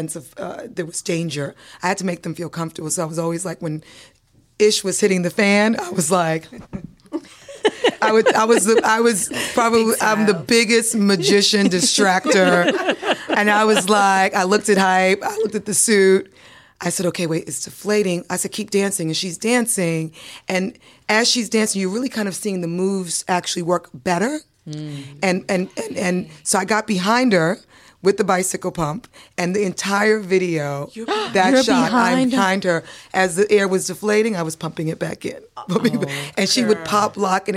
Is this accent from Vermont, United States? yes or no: no; New York City, New York, United States; born or raised there; also born or lived in Antigua / St. Croix